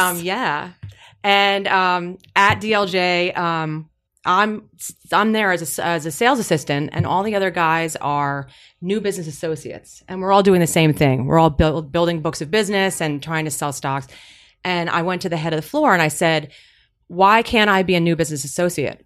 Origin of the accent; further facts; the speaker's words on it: New Jersey, United States; I was from New Jersey